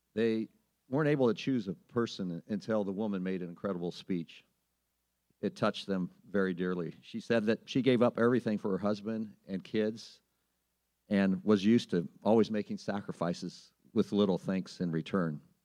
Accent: Sublimity, Oregon, United States; I grew up in Sublimity, Oregon, population 813.

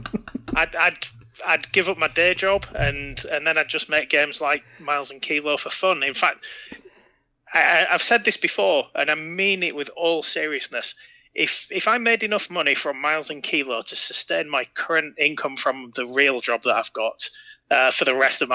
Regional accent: North Shields, North East England, United Kingdom; I'm from the northeast of England, near a city called Newcastle, which people might have heard of, in a tiny little town called North Shields that no one will have heard of.

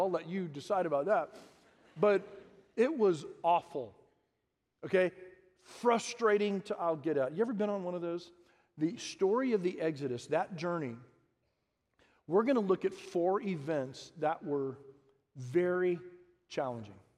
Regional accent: Harlingen, Texas, United States; I grew up in the Rio Grande Valley and Harlingen.

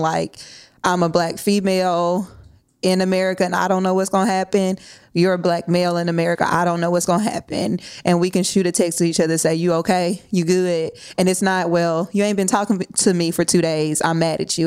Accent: Nashville, Tennessee, United States; I'm born and raised in Nashville

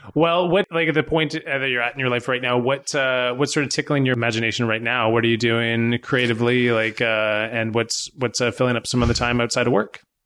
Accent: Burnaby, British Columbia, Canada; now in Pender Island, Canada; I grew up in Vancouver too. I grew up in Burnaby

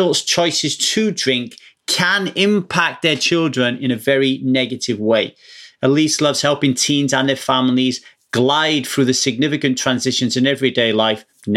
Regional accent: South Wales, United Kingdom; now in Southern California, United States; I grew up in Wales in the UK

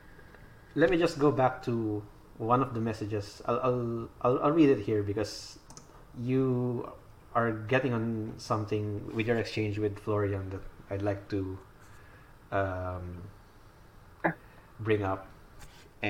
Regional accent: Philippines; So I'm Filipino. I live in the Philippines.

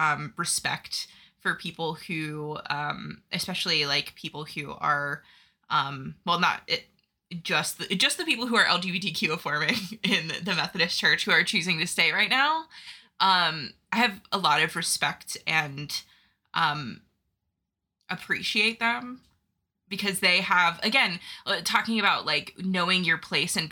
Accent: Northwest Ohio, United States; I've lived in Ohio my whole life. I grew up in Northwest Ohio and slowly moved to Central Ohio

